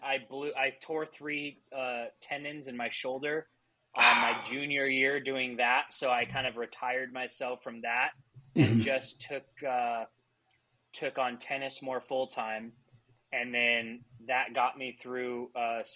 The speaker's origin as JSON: {"language": "English", "region": "Southern California", "country": "United States", "tie": "born or raised there", "said": "I'm basically born and raised in Southern California. So that's I grew up within an hour of where I'm at now."}